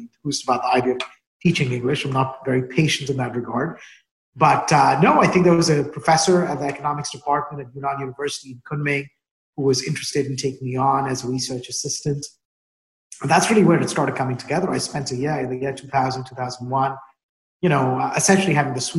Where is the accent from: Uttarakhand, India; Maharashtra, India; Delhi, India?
Delhi, India; New Delhi; moved away; also born or lived in Indonesia; I grew up in New Delhi, India